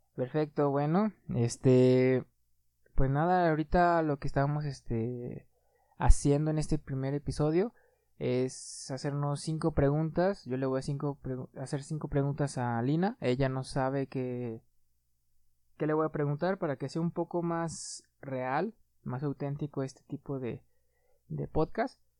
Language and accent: Spanish; Aguascalientes, Mexico; soy de aquí de Aguascalientes